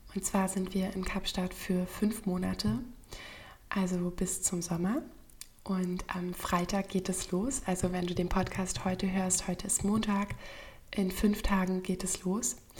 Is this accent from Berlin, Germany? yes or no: yes; Berlin, Germany; von meiner Heimatstadt Berlin